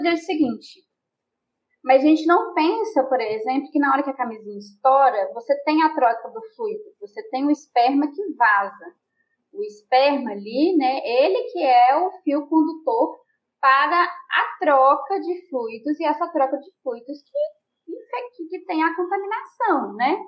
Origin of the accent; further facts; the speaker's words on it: Belo Horizonte, Minas Gerais, Brazil; eu sou de BH, eu nasci e criada em Belo Horizonte